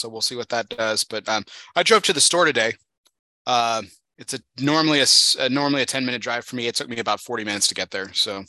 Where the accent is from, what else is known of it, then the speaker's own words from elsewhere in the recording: Texas, United States; we're Texans and we're not used to this.